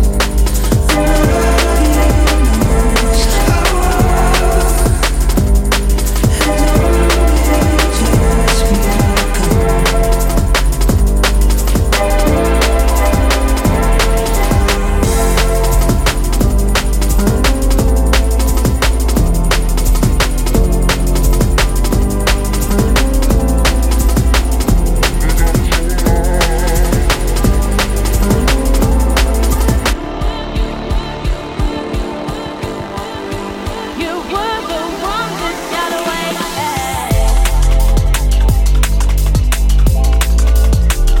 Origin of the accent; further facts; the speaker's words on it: Prague, Czechia; we are from Prague